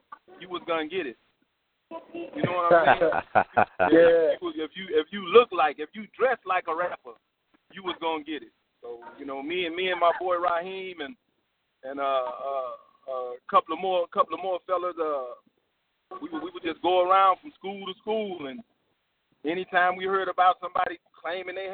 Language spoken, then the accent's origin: English; Houston, Texas, United States; I grew up in Third Ward. Both of them are the ghetto. Both of them have similarities. Just one is on the north side of Houston